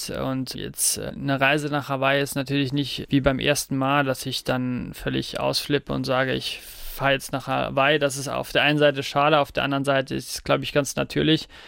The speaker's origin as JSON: {"language": "German", "region": "Saarland", "country": "Germany", "said": "Ja, das Saarland ist und bleibt meine Heimat"}